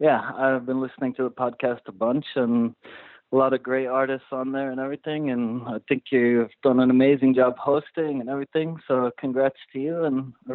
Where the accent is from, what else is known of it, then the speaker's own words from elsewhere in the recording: South Africa; born there; And so I was born in South Africa. My whole family is from there.